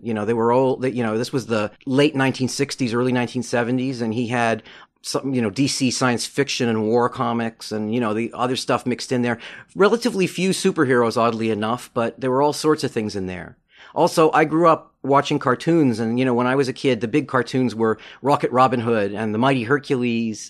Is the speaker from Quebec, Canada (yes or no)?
yes; Montreal, Quebec, Canada; I grew up in Montreal